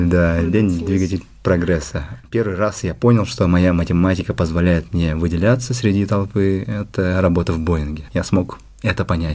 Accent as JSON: {"language": "Russian", "town": "Amga", "region": "Sakha Republic", "country": "Russia", "tie": "born or raised there", "also_born_or_lived": "Yakutsk / Moscow", "moved": "as an adult", "lives_now": "Sweden", "said": "Я родом из Амги. До 10 класса прожил в Амге, после чего я переехал в Якутск"}